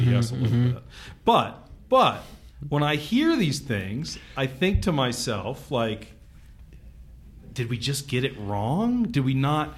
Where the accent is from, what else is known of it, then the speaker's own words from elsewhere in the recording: California, United States; I was born and raised in California.